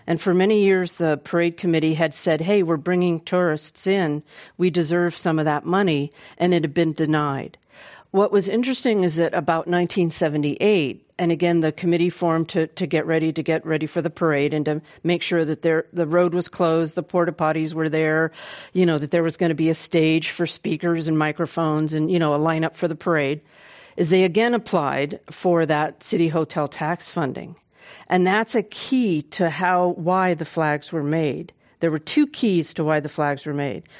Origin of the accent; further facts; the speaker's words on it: Oakland, California, United States; I was born and raised in Oakland